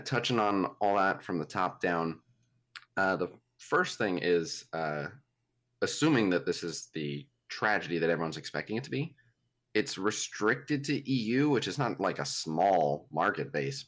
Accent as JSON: {"language": "English", "country": "United States", "said": "as an American"}